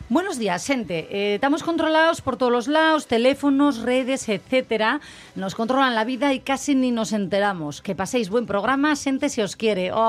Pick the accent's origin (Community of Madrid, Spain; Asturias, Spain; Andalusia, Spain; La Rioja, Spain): Asturias, Spain; cómo somos los asturianos